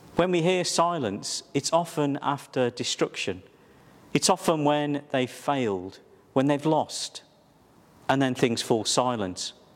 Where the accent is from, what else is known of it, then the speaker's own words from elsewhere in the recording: Wolverhampton, West Midlands, United Kingdom; my hometown was Wolverhampton